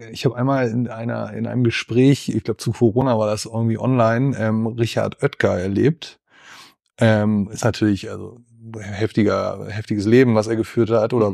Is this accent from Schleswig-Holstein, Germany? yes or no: yes; Schleswig-Holstein, Germany; also born or lived in Salzgitter; now in Bielefeld, Germany; aufgewachsen, aber von so gesehen dann fast Tag eins in äh, Ostholstein, also zwischen Kiel und Lübeck an der Ostseeküste